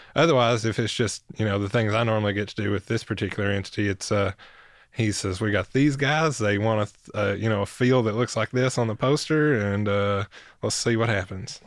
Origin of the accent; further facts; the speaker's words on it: Hancock County, upper Northeast Tennessee, United States; moved away as an adult; now in Knoxville, United States; I'm from Hancock County to Knox County.